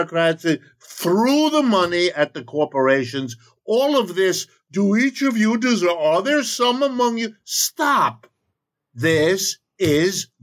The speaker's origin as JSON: {"language": "English", "region": "Ohio", "country": "United States", "tie": "born or raised there", "said": "I was born in Ohio. I'm as American as you want"}